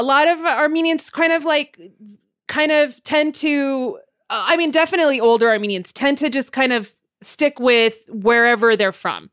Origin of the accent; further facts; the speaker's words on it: Montebello, California, United States; I'm from Montebello.